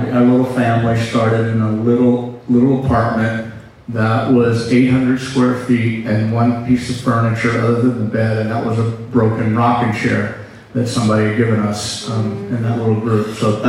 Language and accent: English; St. Louis, Missouri, United States; moved away as an adult; also born or lived in Pacific Northwest; I'm from St. Louis.